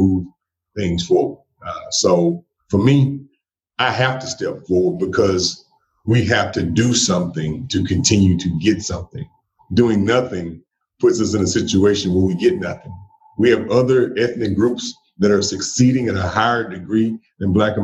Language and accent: English; central Mississippi, United States; also born or lived in Jackson, Mississippi; I was born right here in Jackson, Mississippi. And I was raised kind of all over central Mississippi